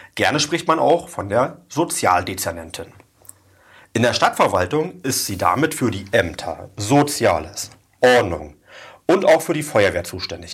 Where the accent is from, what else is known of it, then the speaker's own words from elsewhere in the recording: Oranienburg, Brandenburg, Germany; Also ich bin ja in der Ernst-Themann-Straße groß geworden.